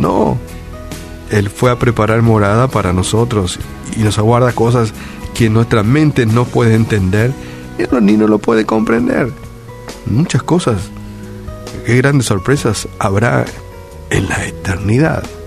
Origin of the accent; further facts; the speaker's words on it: Paraguay; naciste, en nuestro caso, en este, en este bello Paraguay y nacimos aquí